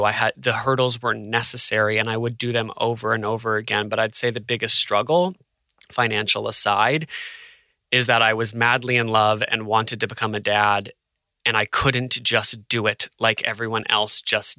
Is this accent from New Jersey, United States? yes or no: no; New Hampshire, United States; moved away as an adult; also born or lived in New York / Los Angeles; now in Australia; I'm from New Hampshire